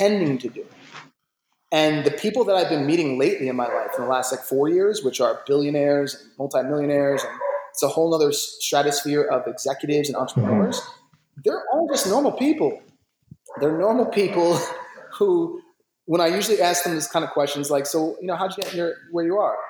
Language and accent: English; Jersey City, New Jersey, United States; also born or lived in New York; I was raised in New York, I was raised in Jersey City